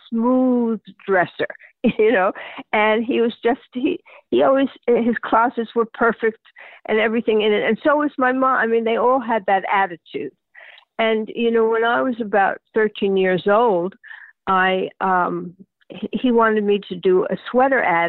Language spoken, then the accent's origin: English; New York, United States; I grew up in the Garment Center before I was modeling in the Garment Center